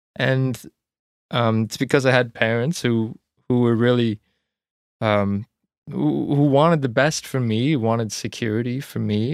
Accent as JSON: {"language": "English", "region": "Ontario", "country": "Canada", "tie": "born or raised there", "moved": "as an adult", "lives_now": "Nova Scotia, Canada", "said": "I grew up in small town Ontario, outside of a small town, actually, so it was a road."}